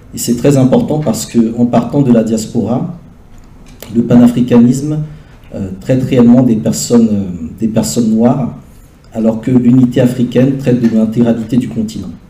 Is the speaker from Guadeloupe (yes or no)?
no; Benin; moved away; also born or lived in Paris, France / Montreal, Canada; je suis né au Bénin, ma mère est martiniquaise